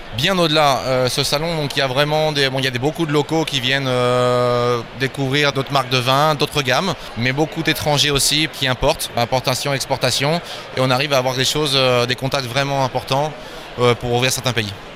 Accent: Normandy, France; moved away as an adult; now in Barcelona, Spain; Je viens de France, je suis normand, mais je suis installé à Barcelone depuis 18 euh, ans

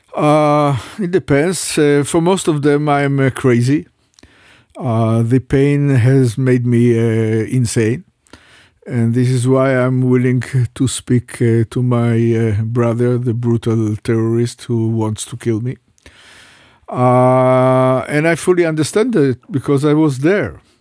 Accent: Jerusalem, Jerusalem District, Israel; I was uh, born in Jerusalem. I was raised up in Jerusalem.

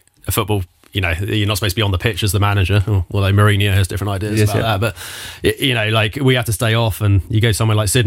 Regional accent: Southampton, South East England, United Kingdom; I'm Southampton, Hampshire

